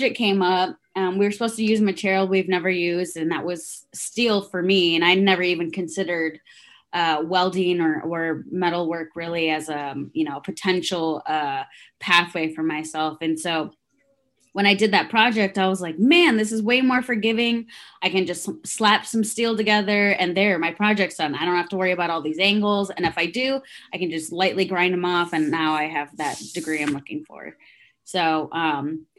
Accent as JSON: {"language": "English", "town": "Traverse City", "region": "Michigan", "country": "United States", "tie": "born or raised there", "also_born_or_lived": "Guatemala / Cincinnati, Ohio", "second_language": "English", "moved": "yes", "lives_now": "Indianapolis, United States", "said": "we ended up moving up to Northern Michigan, so Traverse City, Michigan. Grew up there"}